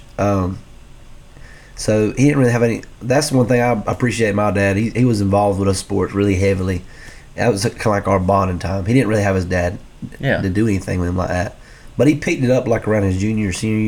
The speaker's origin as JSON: {"language": "English", "town": "Lakeland", "region": "Georgia", "country": "United States", "tie": "born or raised there", "also_born_or_lived": "Homerville, Georgia", "said": "Then they decided to move here in Lakeland. And so we grew up, me and all my families grew up here."}